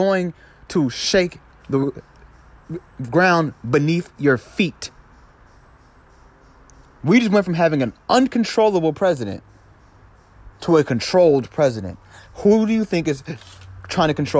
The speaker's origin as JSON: {"language": "English", "region": "New York", "country": "United States", "tie": "born or raised there", "moved": "yes", "lives_now": "Georgia, United States", "said": "I was born in New York and I live in Georgia"}